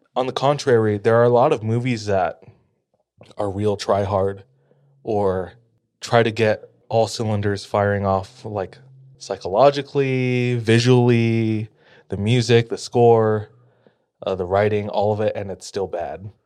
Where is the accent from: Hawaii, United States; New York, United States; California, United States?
Hawaii, United States; moved away; I'm from Hawaii